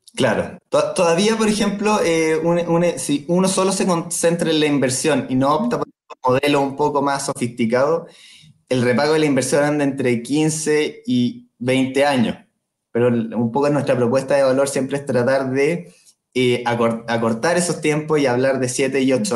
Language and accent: Spanish; Chillán, Ñuble, Chile; Yo de hecho soy de Chillán